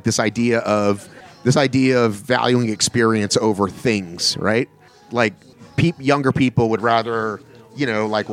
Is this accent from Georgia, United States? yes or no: yes; Marietta, Georgia, United States; moved away; I went to Wheeler High School